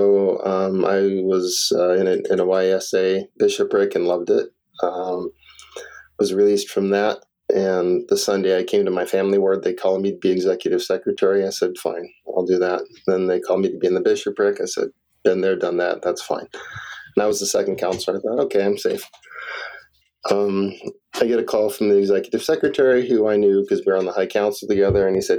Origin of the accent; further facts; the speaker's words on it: California, United States; now in Madison, United States; I was raised in Southern California.